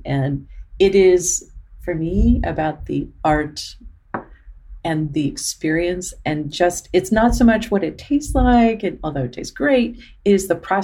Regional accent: Arizona, United States; we grew up in Arizona

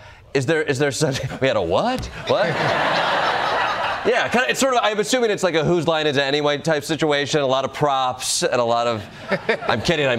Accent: Chicago, Illinois, United States; I'm from Chicago.

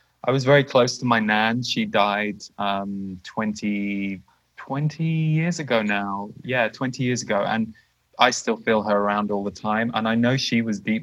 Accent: just outside Windsor, South East England, United Kingdom; We grew up just outside Windsor

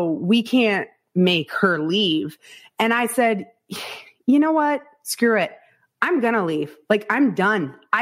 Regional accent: Northwest Iowa, United States; I was born and raised in Northwest Iowa

